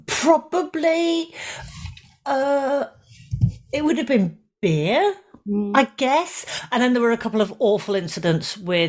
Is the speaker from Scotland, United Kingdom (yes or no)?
yes; Glasgow, Scotland, United Kingdom; where I grew up in Glasgow.